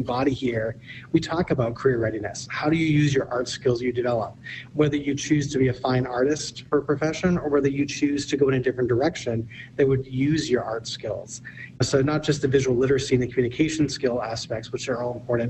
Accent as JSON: {"language": "English", "region": "East Coast", "country": "United States", "tie": "born or raised there", "moved": "yes", "said": "I'm from the East Coast"}